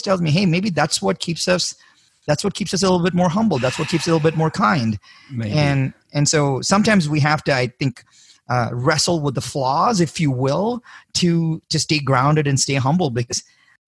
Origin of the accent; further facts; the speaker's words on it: India; moved away as an adult; I was born in India